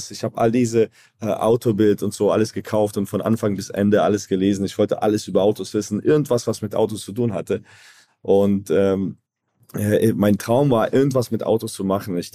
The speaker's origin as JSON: {"language": "German", "town": "Zagreb", "region": "City of Zagreb", "country": "Croatia", "also_born_or_lived": "Frankfurt", "said": "zehn Jahre später sind wir von Frankfurt nach Zagreb gezogen und seit dann, also seit 2001, äh, bin ich dann in, in Zagreb hier."}